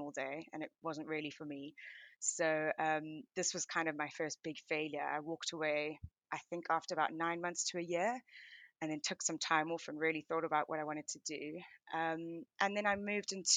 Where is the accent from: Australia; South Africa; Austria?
South Africa; moved away as an adult; now in London, United Kingdom; I am originally South African, and I lived in South Africa right up till I moved to the UK for my MBA at University of Oxford in 2015.